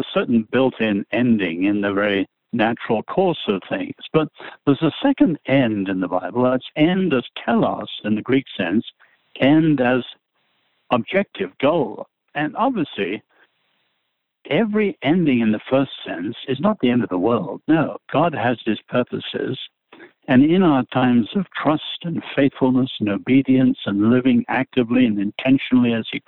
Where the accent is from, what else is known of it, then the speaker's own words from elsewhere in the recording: England, United Kingdom; now in United States; I'm an Englishman